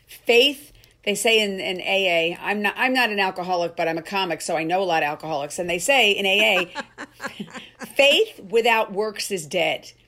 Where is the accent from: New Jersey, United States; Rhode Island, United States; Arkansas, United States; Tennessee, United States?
New Jersey, United States; Cherry Hill; moved away; my hometown I played, which was fun, Cherry Hill, New Jersey